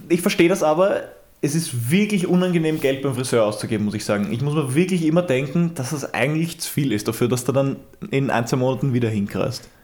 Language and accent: German; Austria; bei uns in Österreich